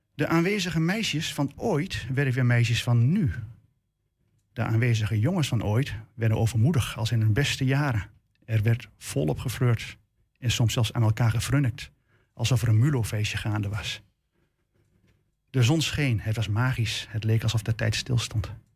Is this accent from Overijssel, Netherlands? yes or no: yes; Enschede, Overijssel, Netherlands; Ik ben al bijna 58 jaar Enschedeer. De stad waar ik geboren ben is mijn behang.